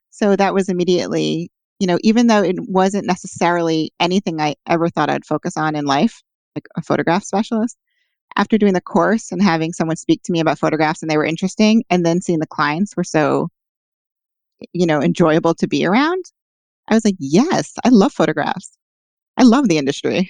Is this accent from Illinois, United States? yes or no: no; New York City, New York, United States; also born or lived in Boston; I also could live at home because I'm from Manhattan.